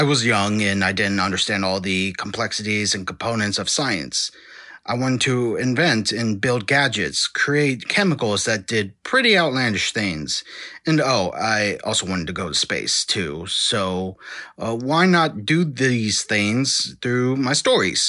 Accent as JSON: {"language": "English", "region": "Texas", "country": "United States", "tie": "born or raised there", "said": "I was born and raised in Texas"}